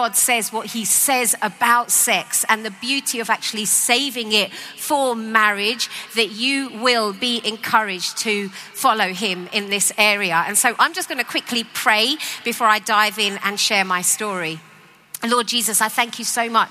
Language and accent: English; London, United Kingdom; I grew up in East London